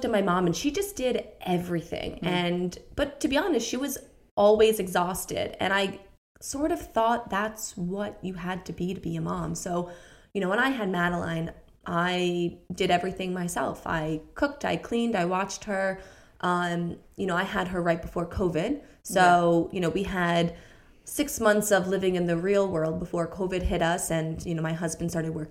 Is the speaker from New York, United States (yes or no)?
yes; New York, United States; moved away as an adult; now in London, United Kingdom; we were in New York, which is where I'm from